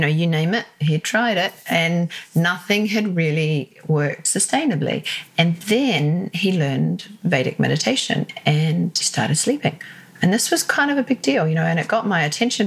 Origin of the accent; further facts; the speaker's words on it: New Zealand; moved away as an adult; also born or lived in Sydney, Australia; now in London, United Kingdom; I'm originally from New Zealand